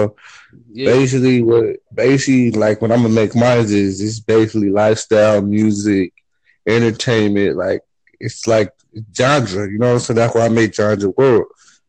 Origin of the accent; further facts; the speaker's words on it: San Bernardino, California, United States; now in Phoenix, United States; I'm calling from Phoenix, Arizona, man, but I'm originally from California, San Bernardino.